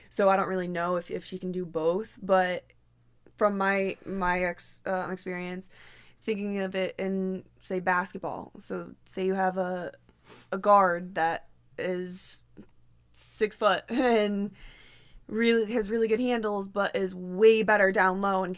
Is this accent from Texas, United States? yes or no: no; Connecticut, United States; I'm from Connecticut